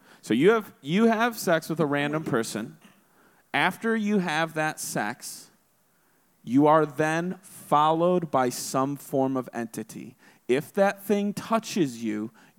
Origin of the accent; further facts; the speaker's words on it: Texas, United States; I'm from a small farm town with 3 stoplights and 9 churches